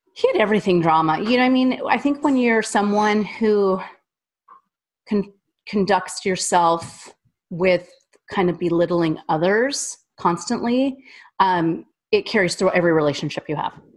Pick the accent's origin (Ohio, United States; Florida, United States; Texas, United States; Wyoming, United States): Wyoming, United States; also born or lived in Orlando; now in Nashville, United States; I'm from Wyoming.